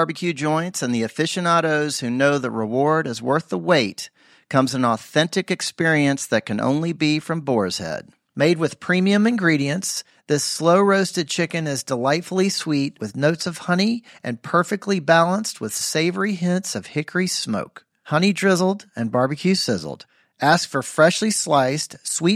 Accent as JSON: {"language": "English", "town": "Memphis", "region": "Tennessee", "country": "United States", "said": "I'm from Memphis"}